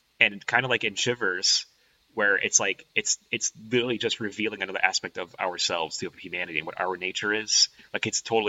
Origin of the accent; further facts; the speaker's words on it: Los Angeles, California, United States; I'm from Los Angeles. I'm an LA guy through and through.